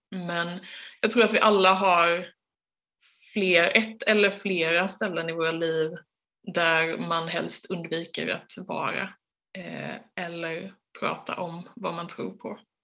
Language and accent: Swedish; Sweden; oss som är svenskar